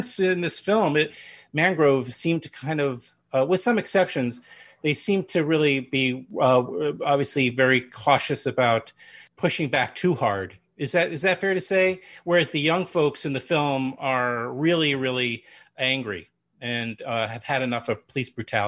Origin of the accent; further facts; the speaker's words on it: New York, United States; New York.